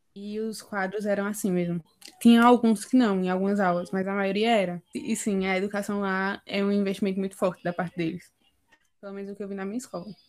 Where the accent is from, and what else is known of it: Northeast Region, Brazil